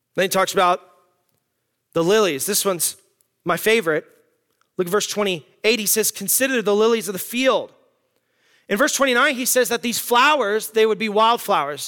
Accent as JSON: {"language": "English", "town": "Tucson", "region": "Arizona", "country": "United States", "said": "I'm from Tucson, Arizona"}